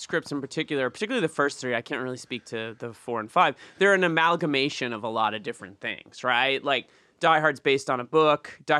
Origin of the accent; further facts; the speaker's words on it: New England, United States; moved away; I grew up in New England, so it was a lot of old style ships, kind of like pilgrim ships or whatever.